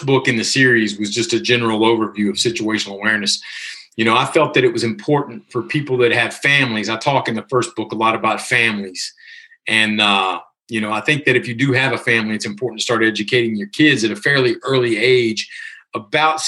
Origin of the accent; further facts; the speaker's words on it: Virginia, United States; moved away as an adult; living back in my hometown of Virginia